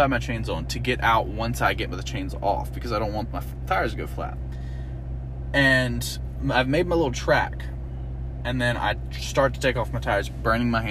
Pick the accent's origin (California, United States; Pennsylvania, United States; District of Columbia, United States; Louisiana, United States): Louisiana, United States; I'm from Louisiana